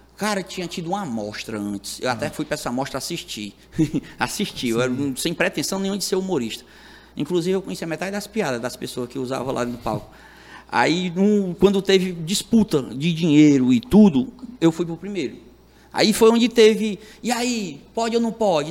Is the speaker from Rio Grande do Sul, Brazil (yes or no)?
no; Itarema, Ceará, Brazil; sou do interior, sou do Itarema, que eu era matuto, que eu vim do interior